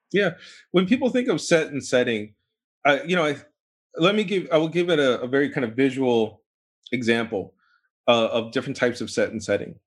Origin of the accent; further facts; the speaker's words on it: New York, United States; also born or lived in Boston; I was born in New York